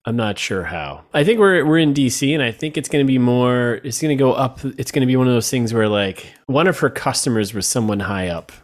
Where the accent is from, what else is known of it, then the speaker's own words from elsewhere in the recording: Connecticut, United States; I'm from Connecticut.